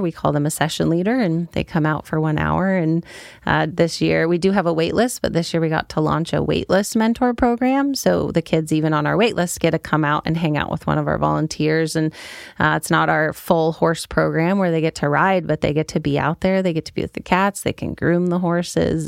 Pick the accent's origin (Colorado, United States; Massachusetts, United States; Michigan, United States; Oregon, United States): Oregon, United States; born or raised there; also born or lived in Minnesota